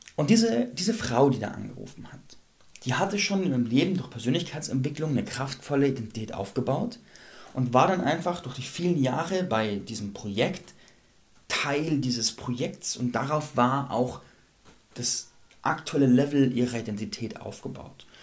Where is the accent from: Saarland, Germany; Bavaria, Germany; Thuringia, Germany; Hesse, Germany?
Bavaria, Germany; Landsberg am Lech; meiner Heimatstadt Landsberg